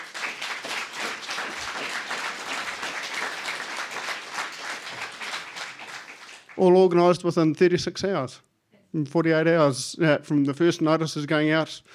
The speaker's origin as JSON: {"language": "English", "town": "Lower Hutt", "region": "Wellington", "country": "New Zealand", "said": "I'm from Taita in Lower Hutt."}